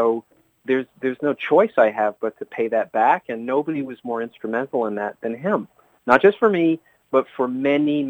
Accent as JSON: {"language": "English", "town": "Vancouver", "region": "British Columbia", "country": "Canada", "tie": "born or raised there", "moved": "as an adult", "lives_now": "New York, United States", "said": "where I grew up in Vancouver"}